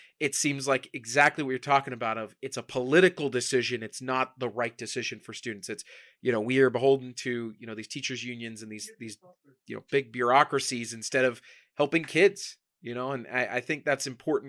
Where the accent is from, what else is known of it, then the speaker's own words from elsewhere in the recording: Las Vegas, Nevada, United States; I'm born and raised in Vegas